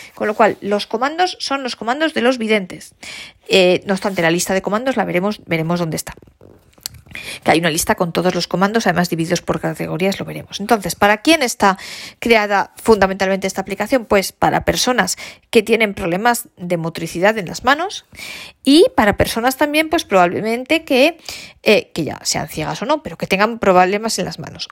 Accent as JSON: {"language": "Spanish", "country": "Spain", "first_language": "Spanish", "said": "todos los hispanoparlantes tanto españoles como nuestros grandísimos amigos de América Latina, de hablar español, de que el español sea nuestra lengua materna"}